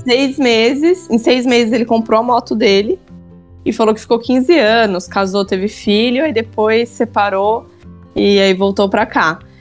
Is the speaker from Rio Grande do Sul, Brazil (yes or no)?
no; São Paulo, Brazil; accent: paulista, interior R; eu abro a boca, tipo, a pessoa já sabe que eu sou de São Paulo